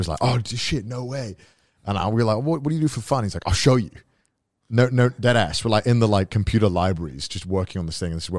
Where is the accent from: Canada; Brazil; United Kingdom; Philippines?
United Kingdom; Wales; now in Japan; I'm Welsh, dude. I'm Welsh, bro.